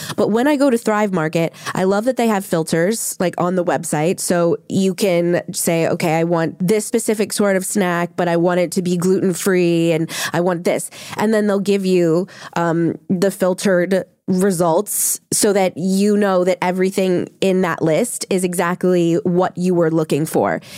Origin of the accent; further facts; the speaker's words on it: New Orleans, Louisiana, United States; I grew up in New Orleans